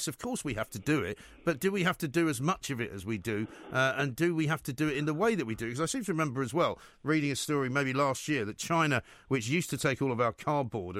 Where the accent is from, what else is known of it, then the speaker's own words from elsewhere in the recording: London, United Kingdom; growing up in North London, we had a garden